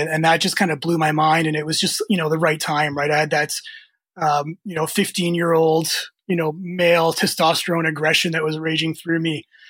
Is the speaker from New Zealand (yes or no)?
no; Canada; also born or lived in Croatia; I was born in Croatia, um, former Yugoslavia back then, so it's I'm dating myself. But 1975, uh, moved to Canada when I was two years old.